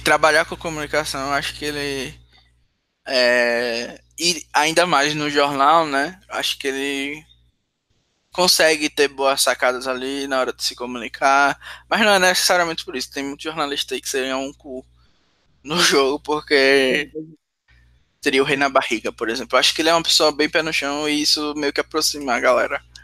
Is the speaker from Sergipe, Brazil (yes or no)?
yes; Sergipe, Brazil; accent: nordestino; eu sou de Sergipe